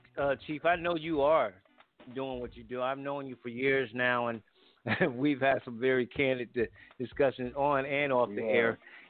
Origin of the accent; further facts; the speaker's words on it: Connecticut, United States; moved away; I grew up in Franklin Street Projects.